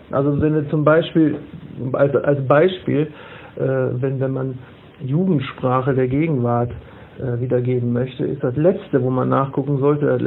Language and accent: German; Wesel, North Rhine-Westphalia, Germany; born there; es gibt äh, ja mehrere Romane, die in meiner Geburtsstadt äh, spielen, äh, wo ich mir dann immer sicher war. Und meine Frau sagt immer, wenn du dir sicher bist, dann guck nochmal nach. Äh, wo dann wirklich 15-Jährige, die jetzt in Wesel leben